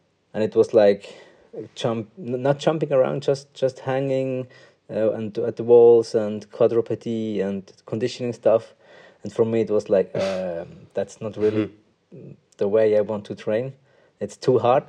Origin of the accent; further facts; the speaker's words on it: Münsingen, Bern, Switzerland; English is a second language; also born or lived in Bangalore, India; And then I came to Switzerland, and since then I'm here. And I only know the Swiss language and the Swiss culture.